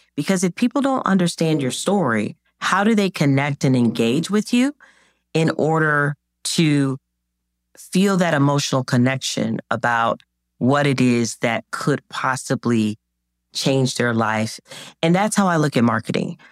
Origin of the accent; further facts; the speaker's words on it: Jacksonville, Florida, United States; when I was growing up in Jacksonville, Florida